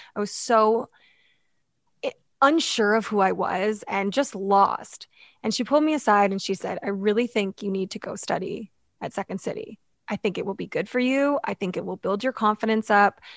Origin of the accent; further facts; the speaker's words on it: London, Ontario, Canada; I grew up in London, Ontario